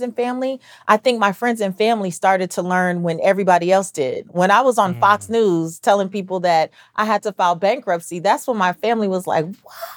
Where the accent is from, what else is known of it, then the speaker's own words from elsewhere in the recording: Belize; I'm I'm Belizean, so I'm Central American